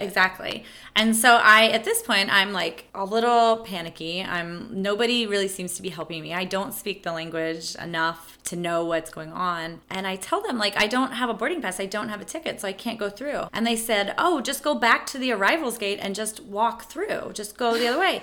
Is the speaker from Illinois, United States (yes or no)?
no; Texas, United States; I had been growing up in Texas